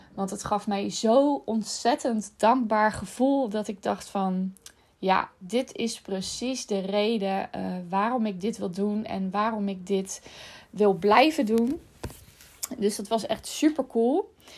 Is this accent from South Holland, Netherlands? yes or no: yes; Rotterdam, South Holland, Netherlands; Ik woon dan vlak naast Rotterdam en ik ben in Rotterdam opgegroeid.